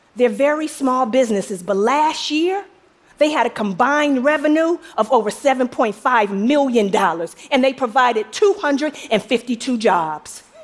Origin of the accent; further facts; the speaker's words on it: Detroit, Michigan, United States; I'm from Detroit